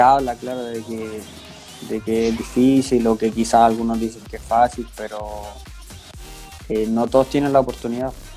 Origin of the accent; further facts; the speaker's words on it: Santiago, Santiago Metropolitan Region, Chile; yo soy de Sarronavia, acá en, Santiago. Eh, empecé jugando en canchas de barrio, en un club que se llama Palmeira, que es de acá de Sarronavia.